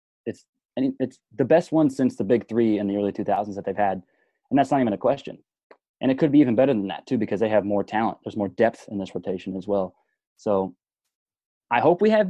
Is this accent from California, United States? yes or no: yes; Pleasanton, California, United States; He's from my hometown. Like, I got to see him play in high school. And, like, he was playing shortstop for the Amador Valley Dons